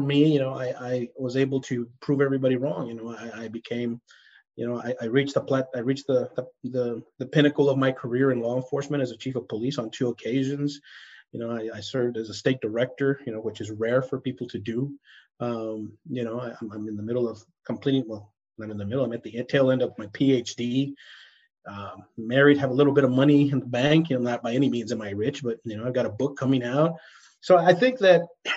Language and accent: English; El Paso, Texas, United States; moved away; growing up in El Paso